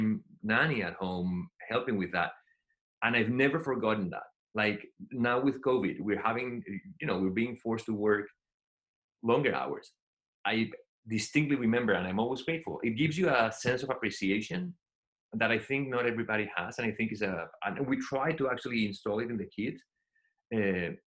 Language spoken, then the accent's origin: English; Spain; English is a second language; moved away as an adult; now in United States